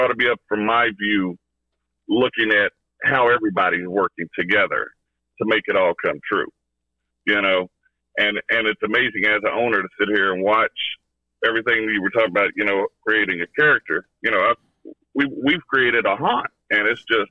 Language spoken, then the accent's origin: English; Kentucky, United States; I'm from Kentucky